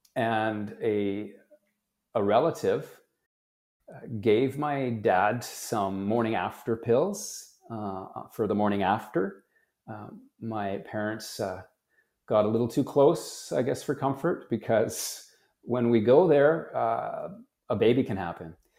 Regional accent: Canada; I was born in Canada

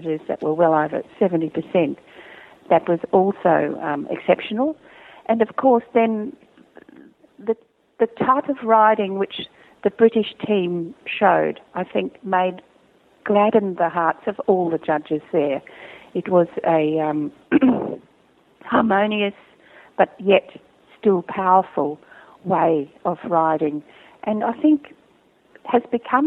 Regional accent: Australia; judging in my home country

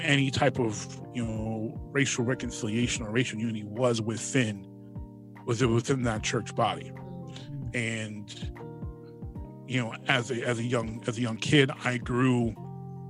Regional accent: Pittsburgh, Pennsylvania, United States; moved away as an adult; eventually we moved away from Pittsburgh

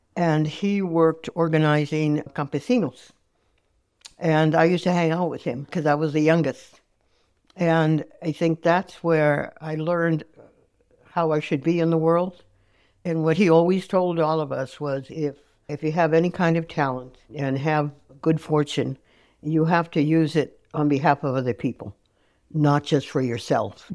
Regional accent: San Francisco, California, United States; also born or lived in Niles (Fremont), California / San Jose, California; I was born here in San Francisco, fifth floor, Saint Mary's Hospital

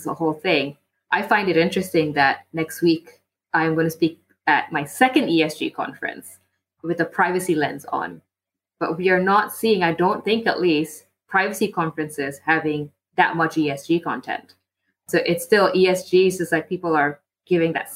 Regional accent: Malaysia; also born or lived in Singapore; now in London, United Kingdom; I live in London. I'm from Malaysia.

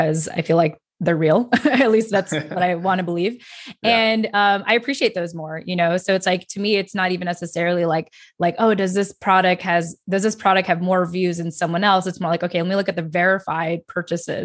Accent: Philippines; I'm Filipino

